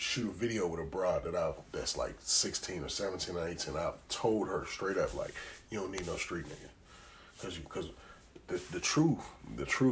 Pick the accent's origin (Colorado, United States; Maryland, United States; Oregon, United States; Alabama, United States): Maryland, United States; I'm from Maryland. Our trenches is like apartments and shit like